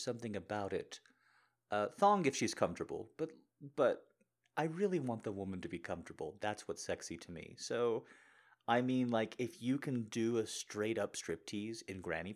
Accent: New Mexico, United States; I grew up in New Mexico

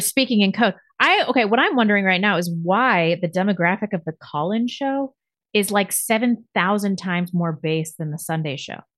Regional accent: United States; I'm American

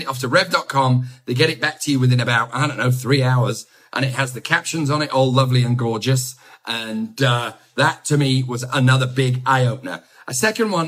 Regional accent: England, United Kingdom; accent: English; my English accent.

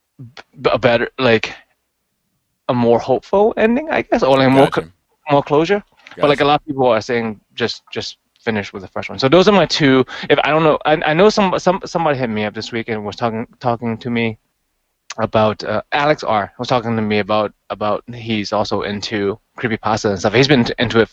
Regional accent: Hong Kong; now in United States; growing up in Hong Kong

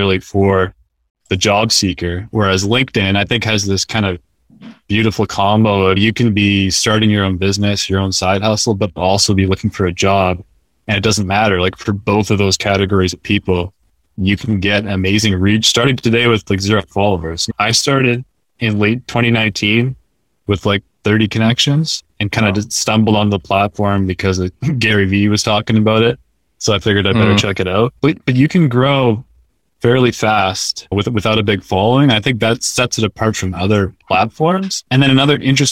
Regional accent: Canada; moved away as an adult; also born or lived in New Hampshire / Boston area; I'm a Canadian, so I grew up playing hockey, watching hockey

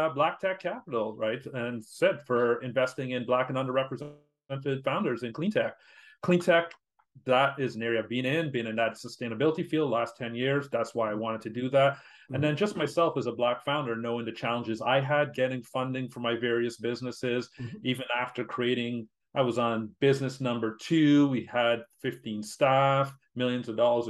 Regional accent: Canada; being Canadian, my networks are here

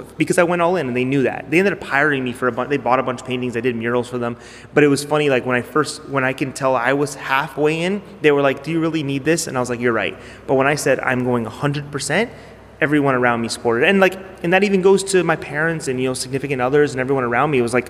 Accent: Toronto, Ontario, Canada; I'm from Toronto

